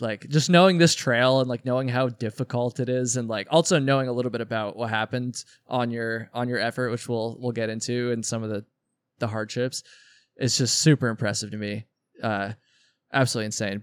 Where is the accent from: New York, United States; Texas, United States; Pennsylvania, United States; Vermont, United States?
Vermont, United States; I'm also from Vermont